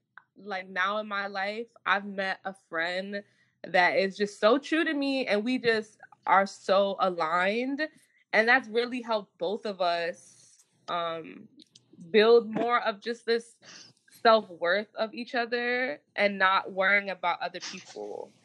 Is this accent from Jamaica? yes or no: yes; Jamaica; Even like me, like I realized like I'm Jamaican. So like Jamaicans are naturally just aggressive people